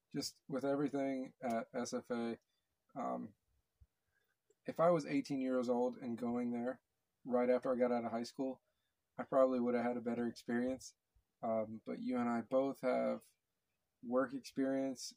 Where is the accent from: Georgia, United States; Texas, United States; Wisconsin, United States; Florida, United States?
Texas, United States; moved away; also born or lived in Connecticut; I'm from Texas.